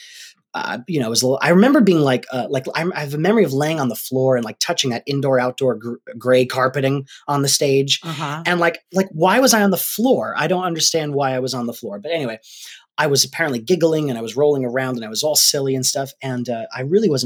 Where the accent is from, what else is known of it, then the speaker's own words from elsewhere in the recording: Rhode Island, United States; We're from Rhode Island.